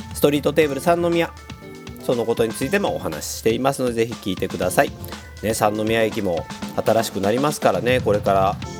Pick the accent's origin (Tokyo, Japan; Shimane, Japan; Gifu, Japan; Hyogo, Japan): Hyogo, Japan; Kobe; 神戸っ子